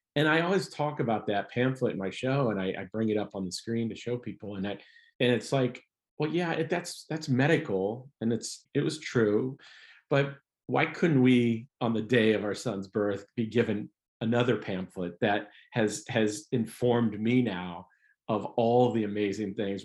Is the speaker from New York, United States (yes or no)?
no; Ohio, United States; moved away as an adult; also born or lived in Chicago; I'm from Ohio